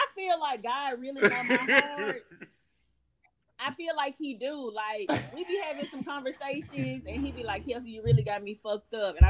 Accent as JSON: {"language": "English", "town": "Memphis", "region": "Tennessee", "country": "United States", "said": "I'm from Memphis"}